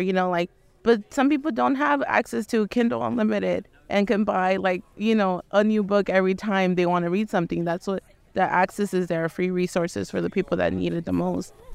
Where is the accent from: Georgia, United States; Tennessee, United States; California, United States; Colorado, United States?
California, United States; Los Angeles; I'm from Los Angeles, California